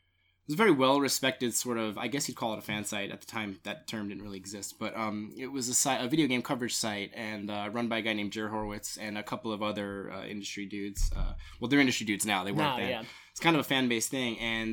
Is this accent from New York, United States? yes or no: yes; Staten Island, New York, United States; I worked at a like import game shop in Long Island because I grew up in Staten Island.